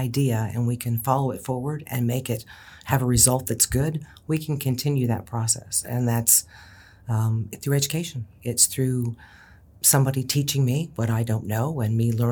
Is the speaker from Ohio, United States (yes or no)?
yes; Ohio, United States; I was raised in Ohio